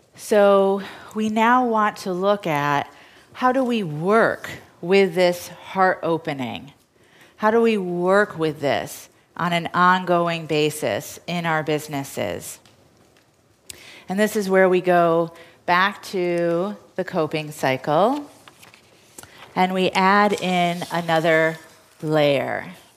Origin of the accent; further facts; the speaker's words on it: New York, United States; as a New Yorker